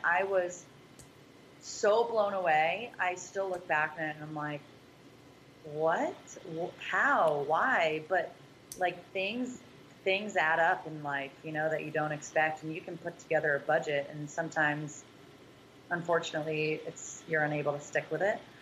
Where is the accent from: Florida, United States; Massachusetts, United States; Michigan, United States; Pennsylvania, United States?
Massachusetts, United States; we we're both from Mass